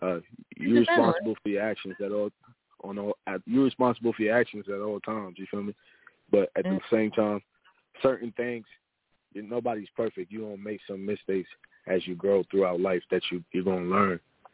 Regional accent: New York City, New York, United States; now in Dallas, United States; I'm from New York

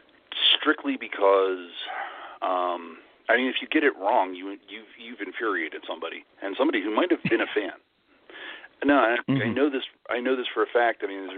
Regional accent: Northeast, United States; also born or lived in New York City / Philadelphia / Los Angeles; now in Florida, United States; since I'm from the Northeast, and I've lived all over the place

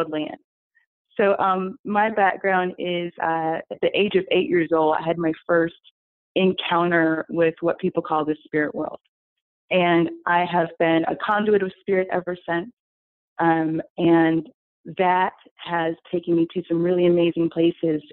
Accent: Atlanta, Georgia, United States; now in New York City, United States; I'm originally from Atlanta, so I'm a Southern girl.

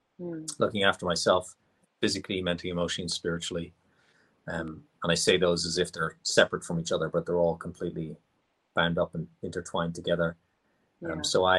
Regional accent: Ireland; I was born and raised in Ireland.

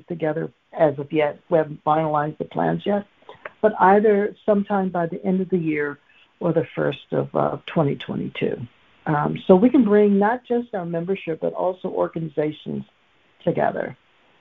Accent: Macomb County, Michigan, United States; I'm from Macomb County

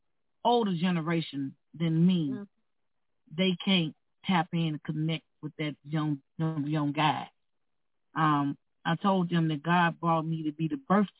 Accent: Mississippi, United States; now in Minnesota, United States; I come from a racist background. I'm from Mississippi.

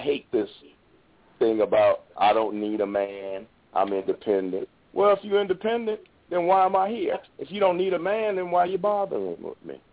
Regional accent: New Orleans, Louisiana, United States; I'm I'm from New Orleans

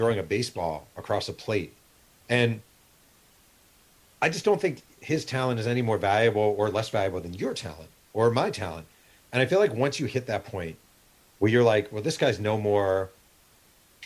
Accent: Mahopac, New York, United States; moved away as an adult; also born or lived in New Rochelle, New York; now in California, United States; I grew up in New York.

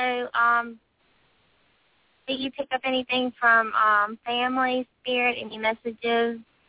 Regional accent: Mississippi, United States; in Mississippi.

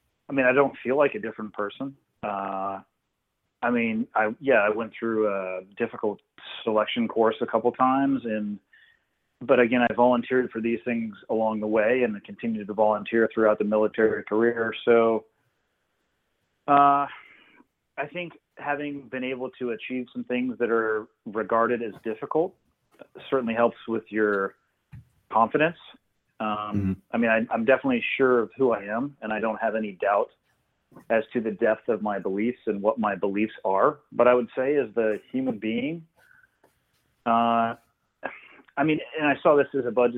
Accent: Santa Cruz, California, United States; 16, 17, 18 year old kid growing up in Santa Cruz hanging out on the beach

